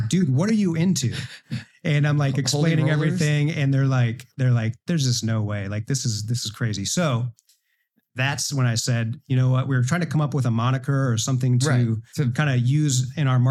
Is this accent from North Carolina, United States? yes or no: no; Alpena, Michigan, United States; moved away as an adult; also born or lived in Buffalo, New York / Detroit / Grand Rapids; now in Sanford, United States; I'm from Northern Michigan, a rural town called Alpena